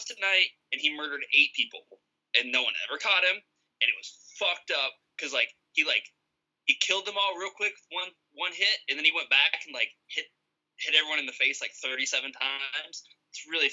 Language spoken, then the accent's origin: English; Iowa, United States; we are from Iowa